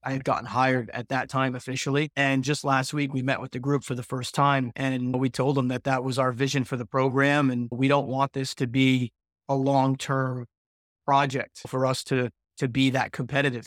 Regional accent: Fall River, Massachusetts, United States; also born or lived in Vermont / Swansea, Massachusetts; I grew up in Fall River, Massachusetts

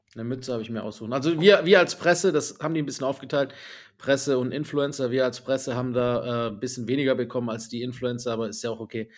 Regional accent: Swabia, Baden-Württemberg, Germany; als Schwabe

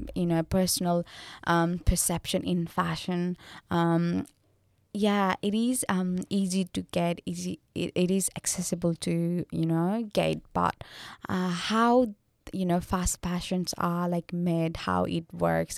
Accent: Nepal; I'm from Nepal

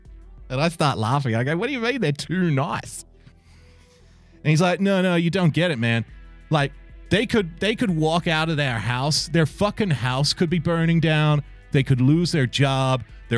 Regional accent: Western Sydney, New South Wales, Australia; I'm from Western Sydney, and I don't really sound like a lot of other Western Sydney people sound. I was raised by people who English is their second language.

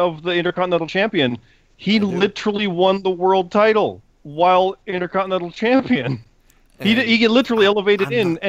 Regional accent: Canada; I'm a Canadian.

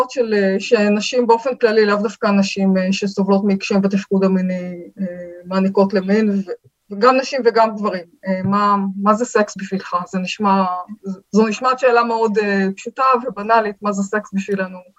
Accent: Tel Aviv, Tel Aviv District, Israel; בתל אביב רמת גן.

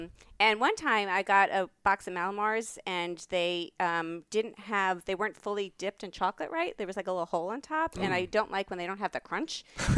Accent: New York, United States; I'm from New York.

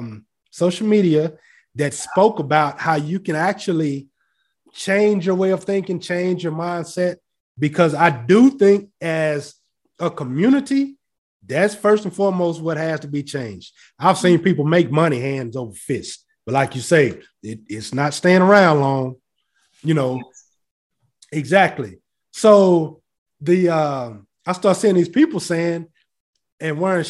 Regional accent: Fort Worth, Texas, United States; I grew up in Fort Worth

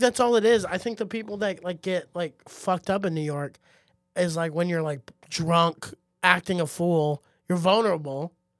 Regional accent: Heidelberg, Baden-Württemberg, Germany; moved away; when I grew up in Heidelberg

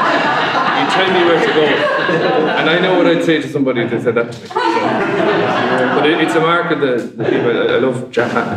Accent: West Kerry, Munster, Ireland; first language Irish; English is a second language; in West Kerry, there's a Gaeltacht there, an Irish-speaking area, which are from Irish, my first language.

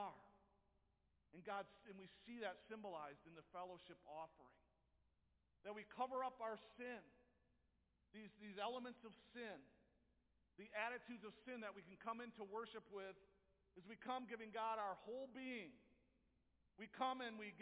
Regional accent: Jenison, Michigan, United States; I grew up in Jenison

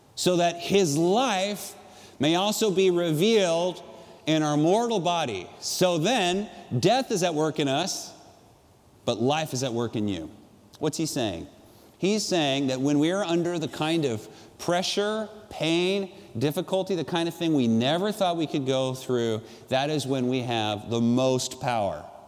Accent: San Juan Capistrano, California, United States; I grew up in San Juan Capistrano, about four miles from the ocean

